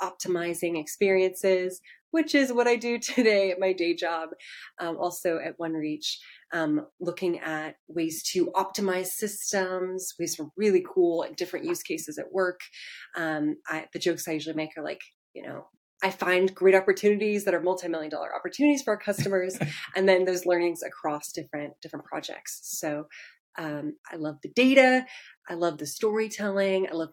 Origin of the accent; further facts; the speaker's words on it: Portland, Oregon, United States; now in Seattle, United States; I'm originally from Portland, Oregon